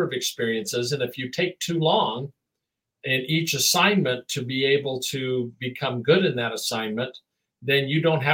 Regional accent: Oregon, United States; I was born in Oregon

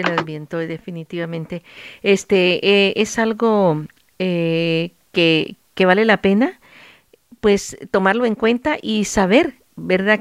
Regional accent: El Salvador; moved away; allá en mi país, El Salvador

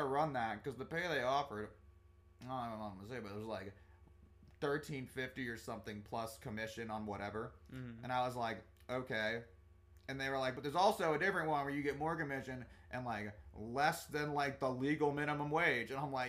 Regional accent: Germany; born there; I also was born in Germany, actually. He's like, what? I'm like, yeah, I was also from there. I went and lived around

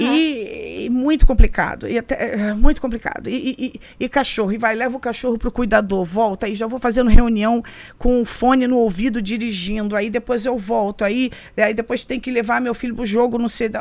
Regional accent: Rio de Janeiro, Brazil; moved away as an adult; also born or lived in São Gonçalo / Copacabana, Rio de Janeiro; now in New York, United States; Eu nasci no Rio

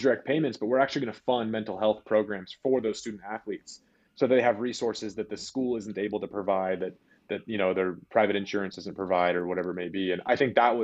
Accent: Southern California, United States; moved away as an adult; also born or lived in Utah; I grew up in California, just, you know, normal like Southern California

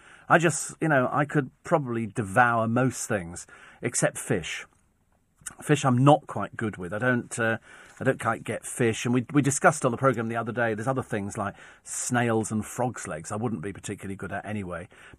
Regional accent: Twickenham, London, United Kingdom; It's, you know, I mean, I come from Twickenham. It doesn't get any posher than Twickenham.

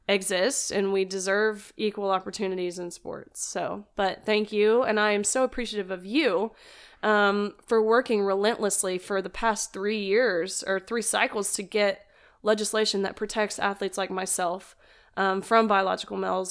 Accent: Nashville, Tennessee, United States; also born or lived in Kentucky; actually from Nashville, Tennessee. Um, born and raised

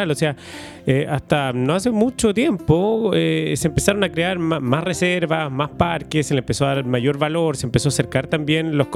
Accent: Chile; cómo eso cada vez se ha, hecho más parte de nuestro ADN como chilenos?

